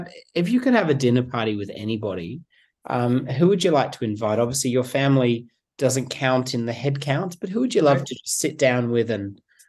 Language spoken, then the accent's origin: English; England, United Kingdom; born there; I was born in England